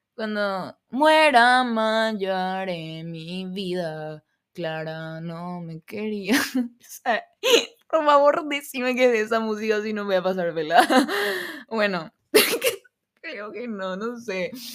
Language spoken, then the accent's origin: Spanish; Paraguay; accent: Argentine (picked up); Yo no me identifico siendo paraguaya